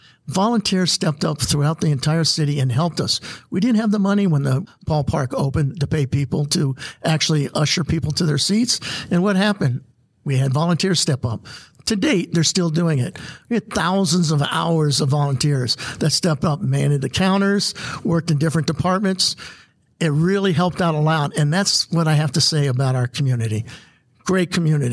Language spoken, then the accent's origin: English; Maryland, United States; moved away as an adult; now in Goodyear, Arizona, United States; I'm originally from Maryland. Came out here in 86.